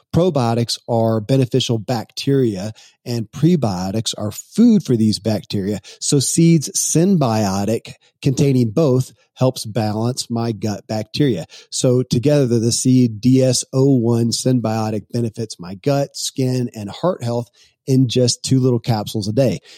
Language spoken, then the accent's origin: English; Kentucky, United States; born or raised there